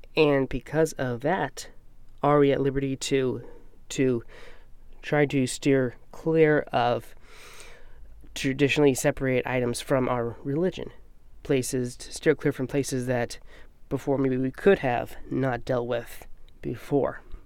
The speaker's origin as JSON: {"language": "English", "country": "United States", "said": "we American Christians"}